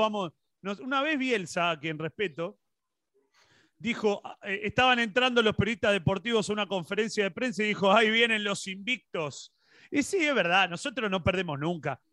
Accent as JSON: {"language": "Spanish", "country": "Argentina", "said": "acá en Argentina"}